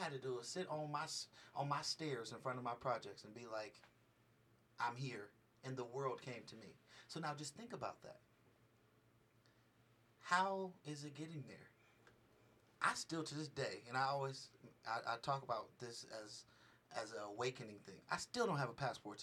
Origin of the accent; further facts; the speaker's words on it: Richmond, California, United States; now in Las Vegas, United States; I come from Richmond, California